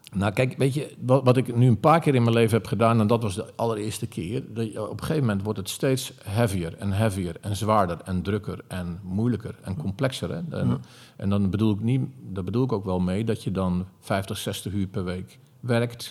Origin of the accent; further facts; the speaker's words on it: Zeeland, Netherlands; moved away as an adult; also born or lived in Amsterdam; Ik kwam uit Zeeland, ik was 18.